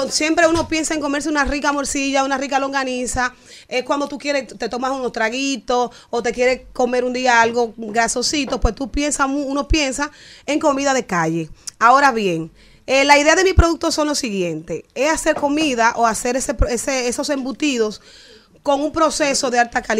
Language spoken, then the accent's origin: Spanish; Dominican Republic; Todo lo hago yo. Entonces, como típica dominicana